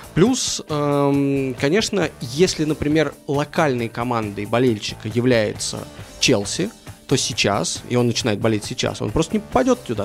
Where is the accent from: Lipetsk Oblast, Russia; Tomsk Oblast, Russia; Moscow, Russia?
Moscow, Russia; moved away as an adult; also born or lived in London; я родился и вырос в Москве